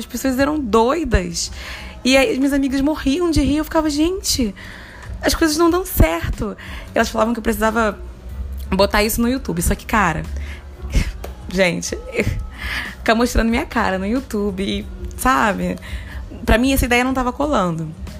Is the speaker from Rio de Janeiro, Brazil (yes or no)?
yes; Rio de Janeiro, Brazil; E eu sou muito carioca